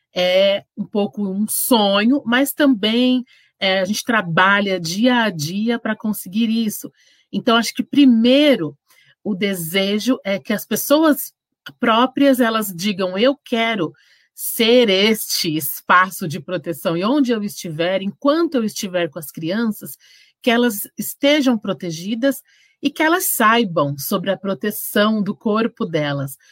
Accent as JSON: {"language": "Portuguese", "town": "Santos", "region": "São Paulo", "country": "Brazil", "tie": "born or raised there", "moved": "yes", "lives_now": "São Bernardo do Campo, Brazil", "said": "Eu sou, nasci em Santos, sou de Santos e amo"}